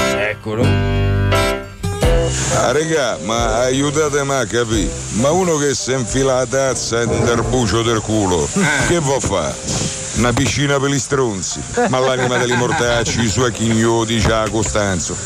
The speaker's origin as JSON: {"language": "Italian", "country": "Italy", "said": "io sono italiano e sono orgoglioso di esserlo"}